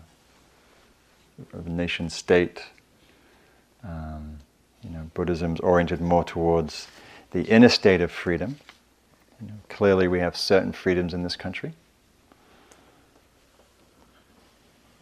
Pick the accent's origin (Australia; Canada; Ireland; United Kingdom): United Kingdom; England; now in United States; I'm English